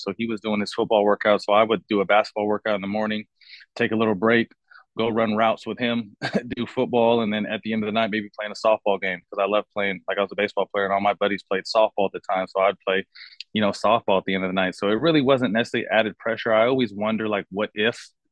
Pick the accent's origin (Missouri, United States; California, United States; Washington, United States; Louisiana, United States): California, United States; Sacramento; also born or lived in San Jose, California; moved to Sacramento at about nine years old, and that's where I did the majority of my schooling.